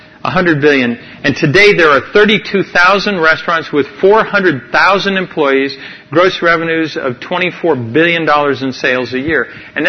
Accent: Amazon region, Ecuador; I grew up in the Amazon jungle where we had no spices.

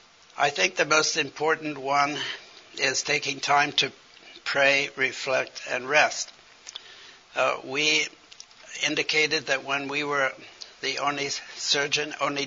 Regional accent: China; As I grew up in China, because my father was a missionary surgeon with the China in the mission, Hudson Taylor's mission, I thought only of China.

